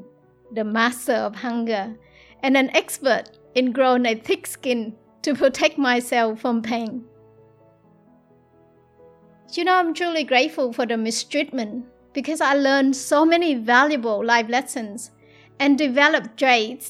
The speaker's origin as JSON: {"language": "English", "region": "South Vietnam", "country": "Vietnam", "tie": "born or raised there", "moved": "yes", "said": "I was born in South Vietnam, born into a war-torn country, into poverty with no education and no love."}